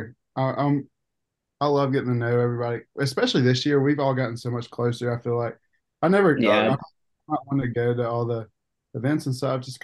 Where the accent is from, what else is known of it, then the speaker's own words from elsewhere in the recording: Coleman, United States; I'm from Coleman.